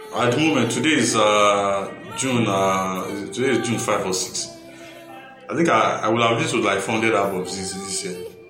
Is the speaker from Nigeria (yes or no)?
yes; Akure, Ondo, Nigeria; also born or lived in Ipele, Ondo State; I live in Ipele for till I was eight. And then from when I was eight, I moved down to Akure to live with my sister. So I lived with her for about 15 years